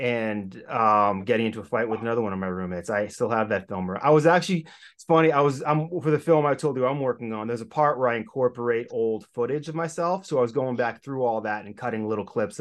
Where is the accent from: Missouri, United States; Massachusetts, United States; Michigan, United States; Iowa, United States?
Massachusetts, United States; Boston; I am from the Boston area